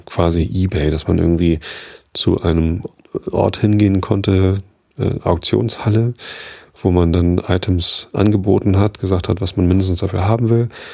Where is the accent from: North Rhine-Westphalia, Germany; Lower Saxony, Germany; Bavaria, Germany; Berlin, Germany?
Lower Saxony, Germany; Wistedt; also born or lived in Hamburg; hab dann aber halt immer in Wistit gewohnt